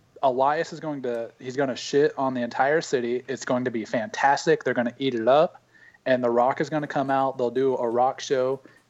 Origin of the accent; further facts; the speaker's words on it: Missouri, United States; Just because I'm from Missouri doesn't mean I listen